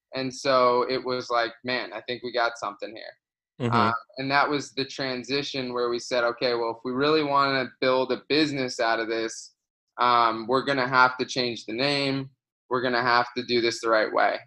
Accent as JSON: {"language": "English", "region": "Florida", "country": "United States", "tie": "born or raised there", "moved": "as an adult", "said": "I grew up in Florida"}